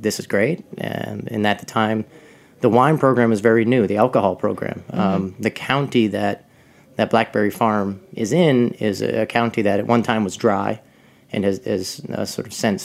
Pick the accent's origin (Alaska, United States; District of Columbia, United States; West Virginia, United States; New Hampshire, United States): New Hampshire, United States; moved away as an adult; now in Walland, United States; I grew up in New Hampshire